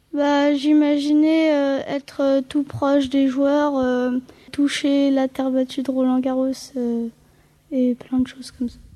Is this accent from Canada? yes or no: no; Versailles, Île-de-France, France; j'ai 13 ans et euh, je viens de Versailles